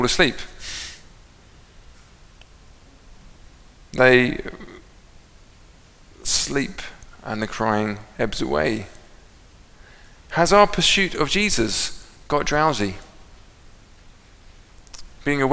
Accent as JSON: {"language": "English", "region": "England", "country": "United Kingdom", "said": "I'm English"}